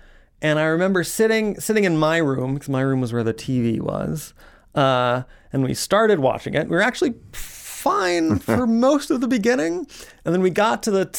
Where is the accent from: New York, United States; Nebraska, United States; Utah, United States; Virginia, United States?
Virginia, United States; Alexandria; I feel like I grew up in Alexandria, Virginia